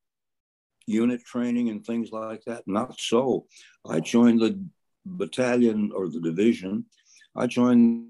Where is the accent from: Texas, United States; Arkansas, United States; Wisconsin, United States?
Arkansas, United States; Fort Smith; I was from Fort Smith.